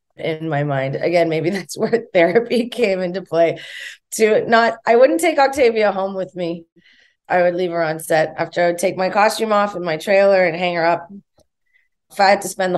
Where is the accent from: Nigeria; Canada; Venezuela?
Canada; Thunder Bay, Ontario; my hometown growing up in Thunder Bay, Ontario, Canada